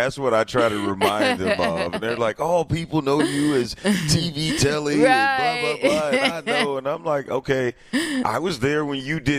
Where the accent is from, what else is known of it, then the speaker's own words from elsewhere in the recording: East St. Louis, Illinois, United States; moved away as an adult; now in Milwaukee, United States; I am currently in my hometown of East St. Louis.